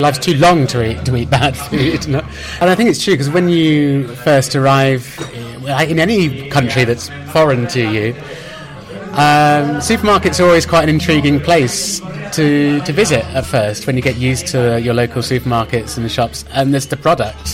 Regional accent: United Kingdom; now in Madrid, Spain; I'm British and we're used to it being pretty spicy

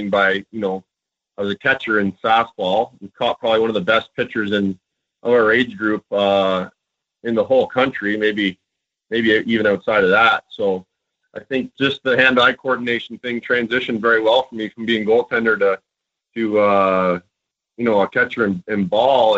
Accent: small town outside Kingston, Ontario, Canada; moved away; also born or lived in Dallas / Arizona / Tampa Bay; I grew up in a very small town outside of Kingston, Ontario, in Canada

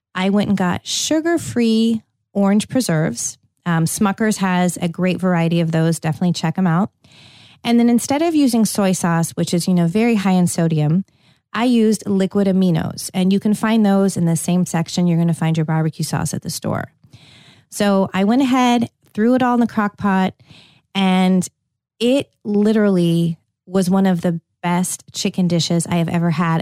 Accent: California, United States; moved away; I grew up in California

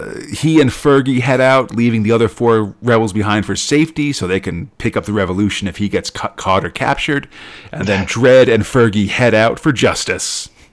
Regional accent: United States; I'm an American and was born in the year 1980.

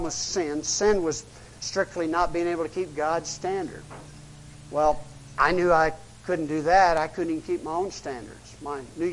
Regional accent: United States; I'm American, middle class

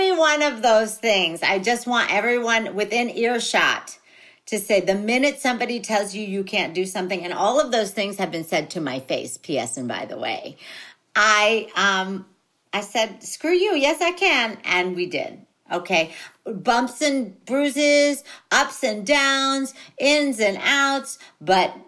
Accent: Philippines; being a Filipino

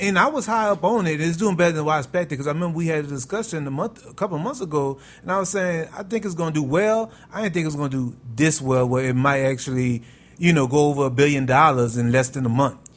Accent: New Orleans, Louisiana, United States; I grew up in New Orleans, which had that voodoo charm to it in the early '80s

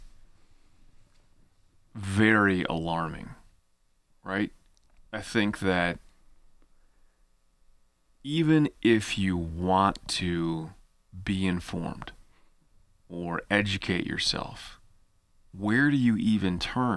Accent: United States; as an American student

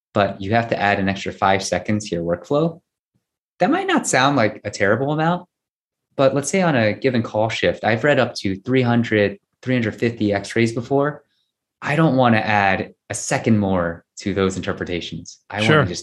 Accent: United States; I'm Korean American

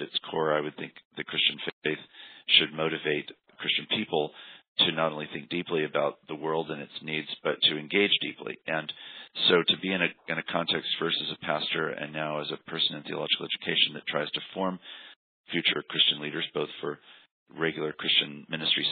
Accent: Washington, United States; moved away; also born or lived in Berkeley, California; I was raised in Washington State

